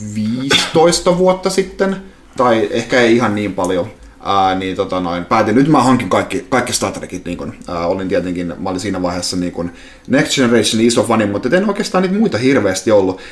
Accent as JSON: {"language": "Finnish", "town": "Salo", "region": "Southwest Finland", "country": "Finland", "tie": "born or raised there", "moved": "yes", "said": "kotopuolessa Salossa"}